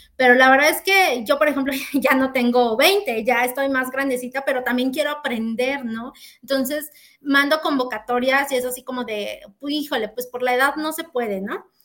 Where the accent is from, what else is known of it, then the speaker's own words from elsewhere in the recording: Mexico; como ciudadanos, como mexicanos